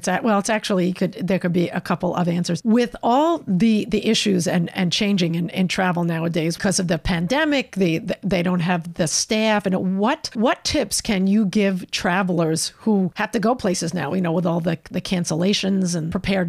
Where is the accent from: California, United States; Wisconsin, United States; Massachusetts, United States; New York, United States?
New York, United States; now in Los Angeles, United States; I'm from New York.